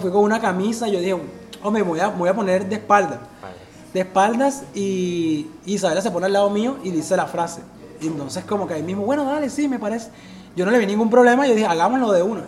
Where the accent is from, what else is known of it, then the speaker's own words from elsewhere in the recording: Barranquilla, Atlántico, Colombia; algo que es de aquí, donde yo vivo, donde yo estoy, donde yo nací